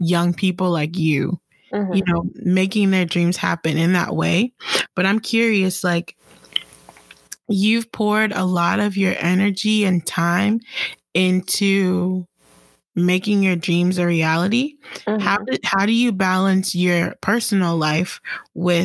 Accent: Jamaica; I'm Jamaican.

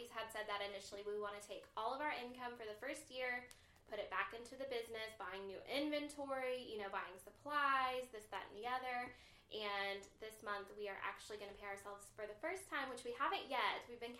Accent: the South, United States; I've actually lived all over the place. I'm from the South.

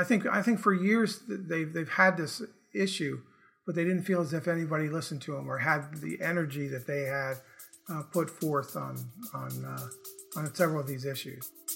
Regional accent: Morristown, New Jersey, United States; moved away as an adult; now in Charleston, United States; I grew up in Morristown, New Jersey. Made my way to West Virginia by going to college at Bethany College, then came down to Charleston, and I've been in Charleston for forty years

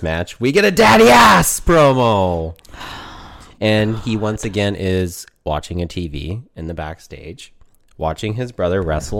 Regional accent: Oklahoma, United States; Because I'm from Oklahoma, King.

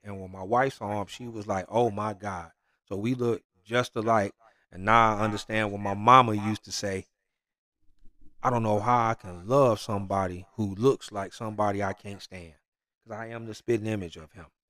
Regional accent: Detroit, Michigan, United States; I'm from Detroit

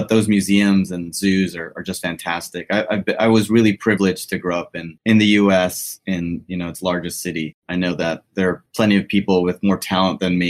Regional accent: New York City, New York, United States; moved away as an adult; also born or lived in Montreal, Canada / India / Ann Arbor, Michigan; now in Baton Rouge, United States; But I grew up in New York City. I was actually born in Montreal, but didn't spend much time there.

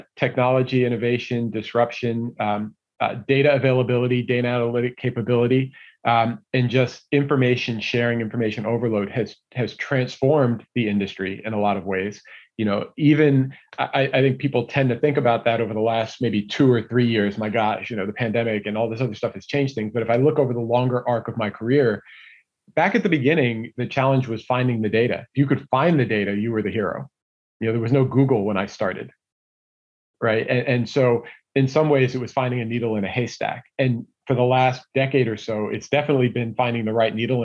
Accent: Jersey Shore, New Jersey, United States; moved away as an adult; now in Chicago, United States; I'm in Chicago for the last 26 years since I joined Bain, but born and raised in the Jersey Shore

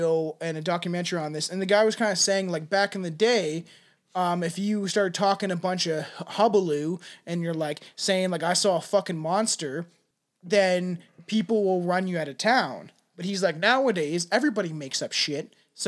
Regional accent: Canada; I'm from Canada.

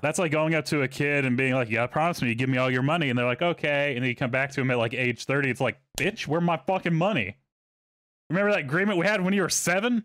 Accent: Texas, United States; moved away as an adult; I grew up in Texas.

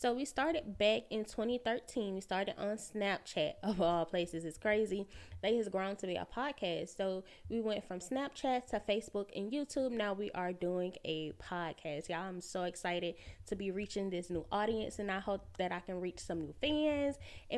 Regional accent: Alabama, United States; now in Atlanta, United States; I'm 29 years old. I live in Atlanta. I'm from Alabama.

